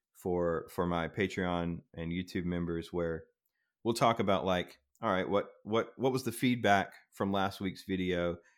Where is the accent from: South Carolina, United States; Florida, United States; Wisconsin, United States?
South Carolina, United States; I grew up in South Carolina, right on the border of North Carolina